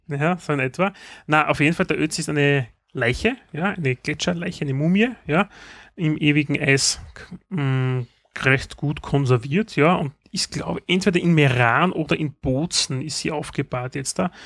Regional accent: Austria; bei uns in Österreich gibt es eine Zeitschrift

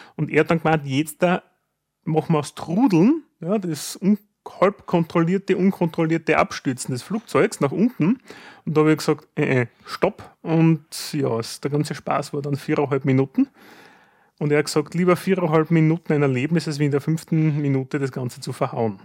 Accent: Styria, Austria; bei uns in der Steiermark

